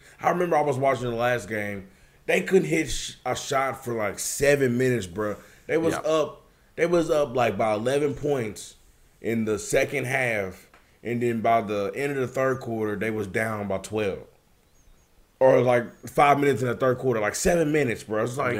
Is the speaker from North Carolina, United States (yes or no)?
no; New Jersey, United States; Hey, brother, I'm from Jersey